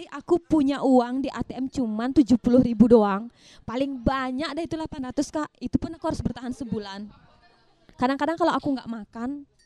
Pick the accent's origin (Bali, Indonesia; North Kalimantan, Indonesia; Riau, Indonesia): Bali, Indonesia; Nusa Penida; moved away; aku kan merantau aku kan asli dari Nusa Penida